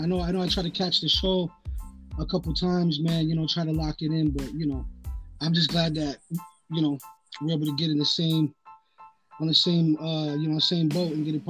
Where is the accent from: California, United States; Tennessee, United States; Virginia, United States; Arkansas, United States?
California, United States; Gardena; also born or lived in San Fernando Valley; I was pretty much you know, born and raised in Gardena for a few years of my life